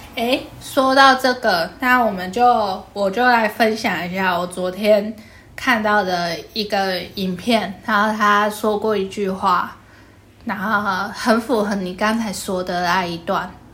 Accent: Kaohsiung, Taiwan; 我阿祖是嘉义人，所以我既是高雄人，又是好，嘉义人

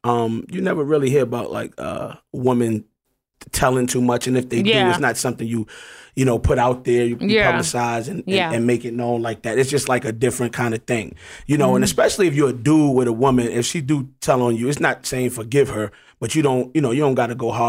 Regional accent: New York City, New York, United States; I'm just an animal, you know, from Harlem.

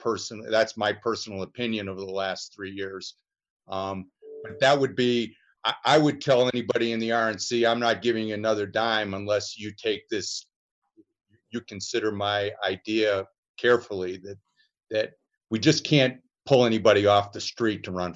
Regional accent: Chicago, Illinois, United States; moved away as an adult; now in Colorado, United States; I'm a Chicagoan, and I'm currently residing in Colorado to stay away from what's been going on in Chicago, the pandemic and the you know, just the civil unrest.

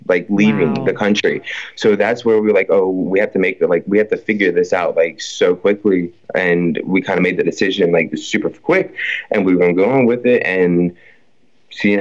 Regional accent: Ocean City, Maryland, United States; I grew up in Ocean City my entire life

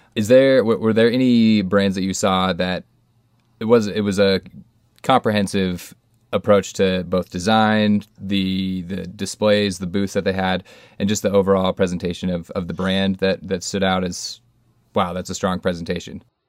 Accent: Colorado, United States; my home state of Colorado

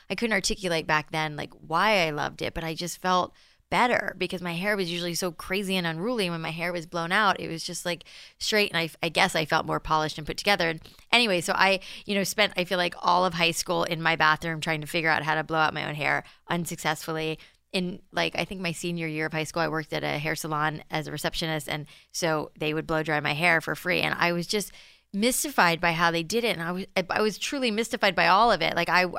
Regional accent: Florida, United States; also born or lived in New York; I was born in New York and grew up in South Florida, and the humidity in South Florida, and I have naturally curly hair

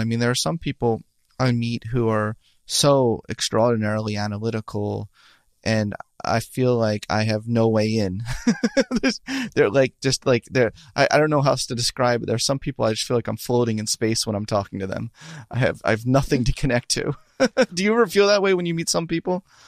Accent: Philadelphia, Pennsylvania, United States; I'm from Philadelphia too

